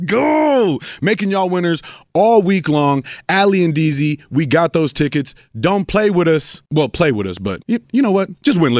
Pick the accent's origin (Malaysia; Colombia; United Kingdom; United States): Colombia; accent: Colombian; Well, Colombian, my accent came out, good one.